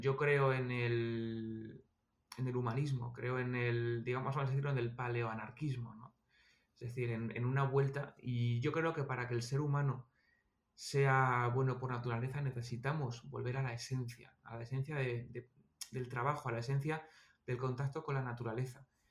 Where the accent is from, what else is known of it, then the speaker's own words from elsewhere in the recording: Almería, Andalusia, Spain; yo nací en Almería